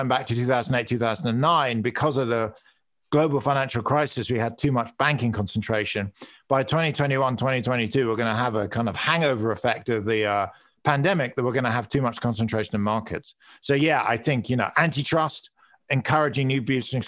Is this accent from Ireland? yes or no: no; United Kingdom; accent: British; moved away; I'm British